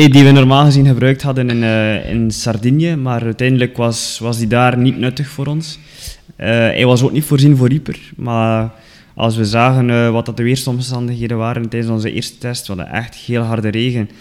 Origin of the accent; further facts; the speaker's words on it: Ledegem, Flanders, Belgium; accent: West Flemish; moved away as an adult; now in Kruishoutem, Belgium; ik ben afkomstig van Ledegem